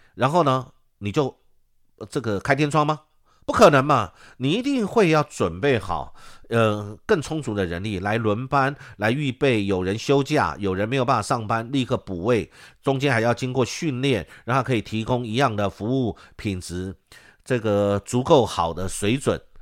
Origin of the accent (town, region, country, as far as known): Taiwan